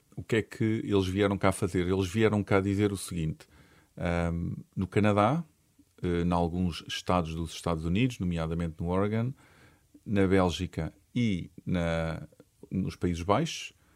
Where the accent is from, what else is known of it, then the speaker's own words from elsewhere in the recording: Portugal; nós em Portugal